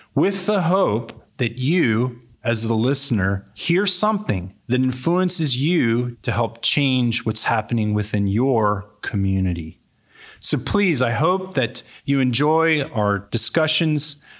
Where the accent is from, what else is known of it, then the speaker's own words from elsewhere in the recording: Cupertino, California, United States; moved away as an adult; also born or lived in back east / San Jose; I grew up in Cupertino, California. This is my home.